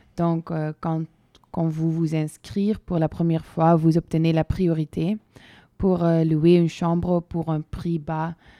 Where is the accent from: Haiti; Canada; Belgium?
Belgium; je suis belge et j'ai toujours étudié en Belgique, mais dans des différentes villes